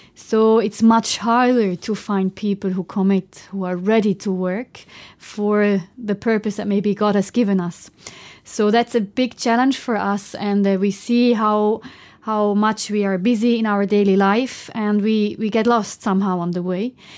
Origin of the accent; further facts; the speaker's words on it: German-speaking Switzerland, Switzerland; I'm from Switzerland. So I'm coming from the German part of Switzerland